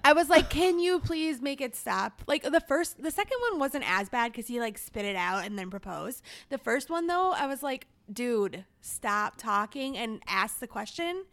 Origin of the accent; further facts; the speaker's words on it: Minnesota, United States; I'm from the Twin Cities